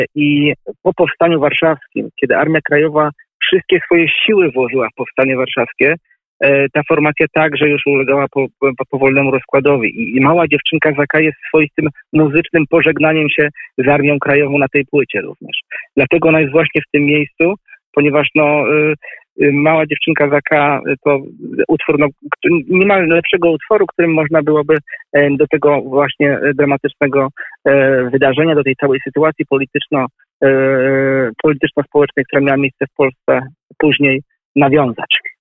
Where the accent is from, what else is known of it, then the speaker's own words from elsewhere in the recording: Warsaw, Masovian Voivodeship, Poland; jestem mieszkańcem Woli nie no, urodziłem się w tej dzielnicy, ale mieszkałem e, w niej kilkanaście lat.